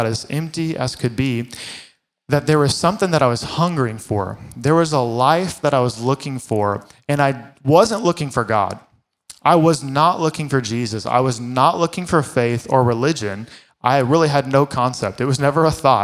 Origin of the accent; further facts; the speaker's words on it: Fort Worth, Texas, United States; I grew up in Fort Worth in the Bible Belt